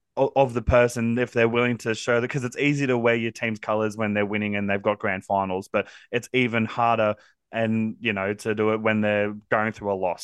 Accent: Central Coast, New South Wales, Australia; I grew up on the Central Coast from about the age of four all the way through to now

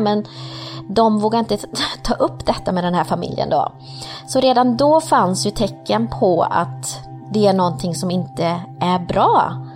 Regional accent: Sweden; also born or lived in Colombia / Partille, Sweden; Kom hit till Sverige när jag var tre år gammal

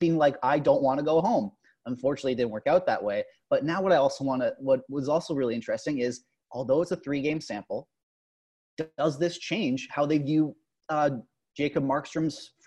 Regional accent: Canada; We're Canadian

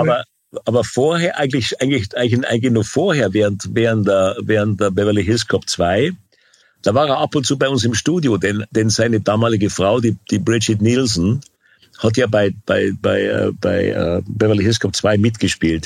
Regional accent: Bavaria, Germany; also born or lived in California; als Bayer

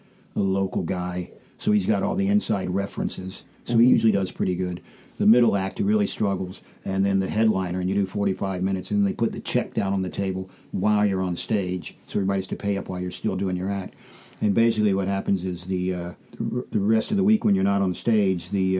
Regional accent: United States; now in United Kingdom

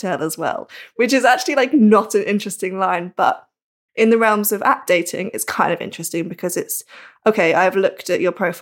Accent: Norfolk, East of England, United Kingdom; now in Manchester, United Kingdom; I live in Manchester, but I'm from Norfolk.

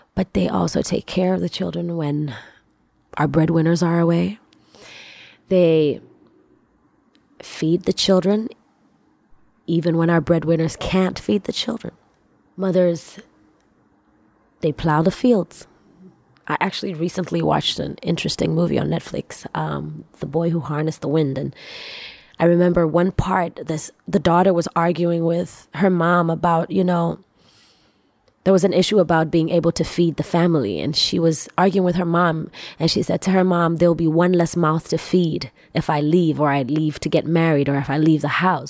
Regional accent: Tanzania; I come from, I come from Tanzania. I come from East Africa.

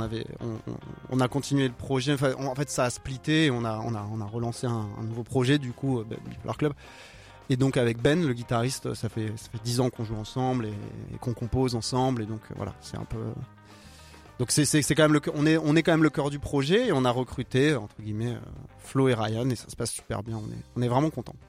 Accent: France; first language French; En tant que français, j'ai écrit anglais pendant longtemps

